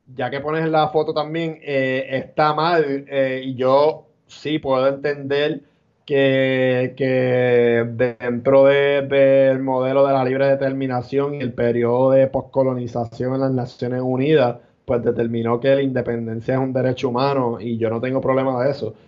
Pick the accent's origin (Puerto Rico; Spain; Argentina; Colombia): Puerto Rico